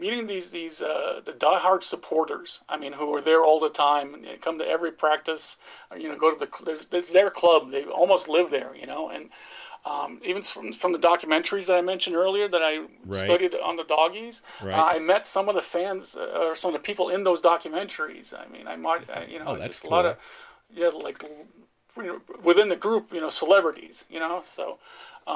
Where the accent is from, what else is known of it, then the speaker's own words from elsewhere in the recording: United States; accent: American; my American accent's pretty strong